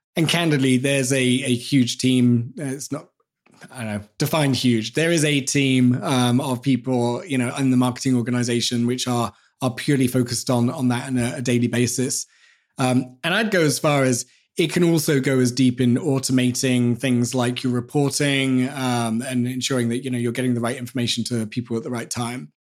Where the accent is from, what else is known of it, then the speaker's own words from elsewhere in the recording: England, United Kingdom; as English people